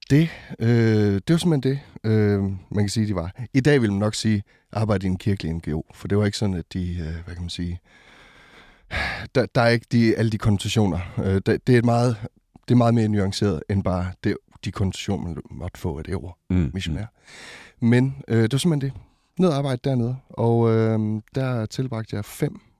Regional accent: Botswana; also born or lived in Ringkøbing, Denmark; now in Denmark; Jeg er født i Ringkøbing, ja. Øh, og, øh, men da jeg var to, så, øh, så tog mine forældre og øh, mig og mine fire søskende øh, til Botswana i det sydlige Afrika.

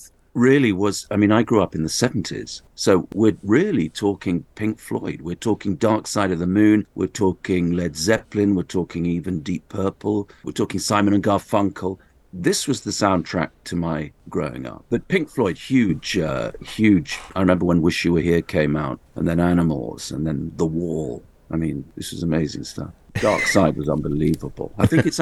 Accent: Oxfordshire, South East England, United Kingdom; I grew up in Oxfordshire, about 20 miles north of Oxford in the UK

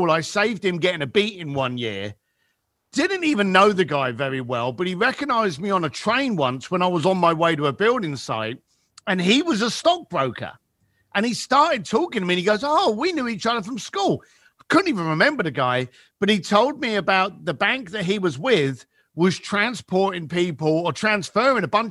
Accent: London, United Kingdom; moved away; So I was raised in East London, the shitty end.

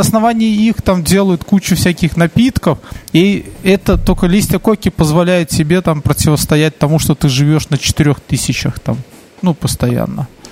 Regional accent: Belarus

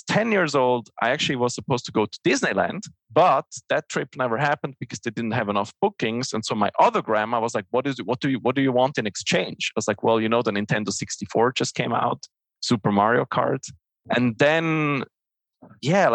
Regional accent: Switzerland; English is a second language; I'm originally from Switzerland, so English is not my native language.

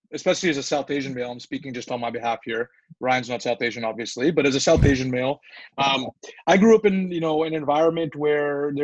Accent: Vancouver, British Columbia, Canada; the culture that we were raised here in Vancouver in Canada

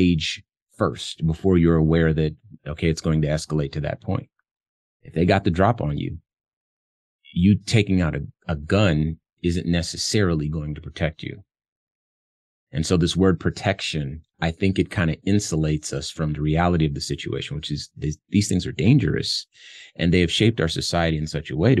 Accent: Compton, California, United States; moved away; I come from Compton, California, which is where I was born. Very, very tough environment when I lived there in the 80s

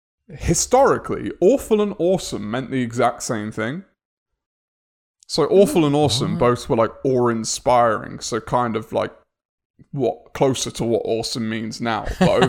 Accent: England, United Kingdom; as we English quite often say

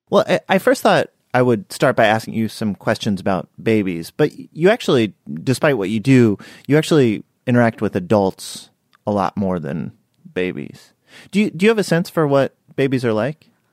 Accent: West Virginia, United States; I grew up in West Virginia

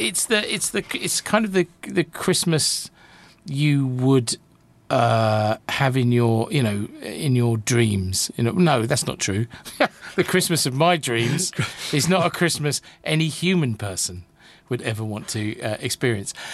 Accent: United Kingdom; I'm I'm British

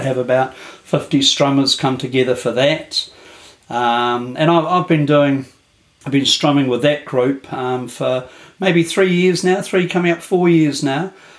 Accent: Kapiti Coast, Wellington, New Zealand; I'm from the Kapiti Coast in New Zealand.

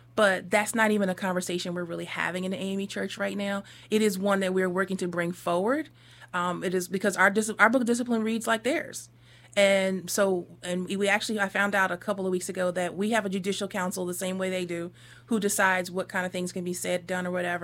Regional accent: Northeast, United States; I came from the Northeast.

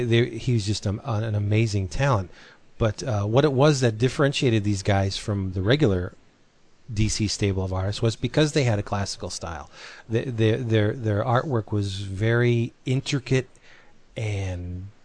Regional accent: Philippines; Yeah, I'm a Filipino myself

